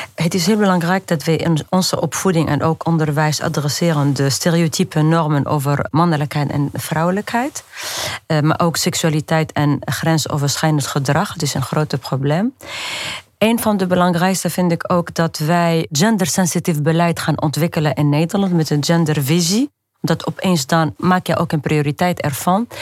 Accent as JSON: {"language": "Dutch", "country": "Tunisia", "tie": "born or raised there", "moved": "yes", "said": "ik ben opgegroeid in Tunesië tussen harem vrouwen"}